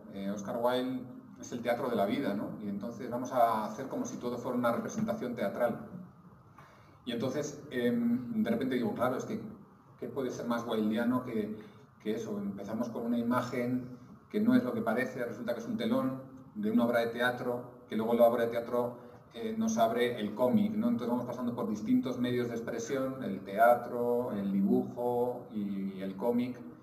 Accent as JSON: {"language": "Spanish", "town": "Bilbao", "region": "Basque Country", "country": "Spain", "said": "yo soy de Bilbao y en Bilbao y en mi entorno, o sea, el cómic era como algo que no existía más que para leer"}